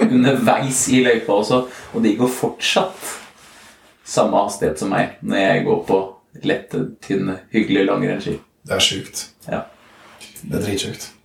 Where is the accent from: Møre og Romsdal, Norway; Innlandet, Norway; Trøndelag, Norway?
Innlandet, Norway; Trysil; jeg er fra Trysil.